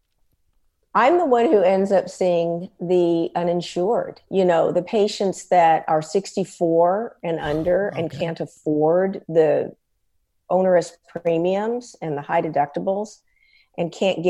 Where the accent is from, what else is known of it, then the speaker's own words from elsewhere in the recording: San Antonio, Texas, United States; I'm from San Antonio, Texas, and I'm an ophthalmologist and ophthalmic surgeon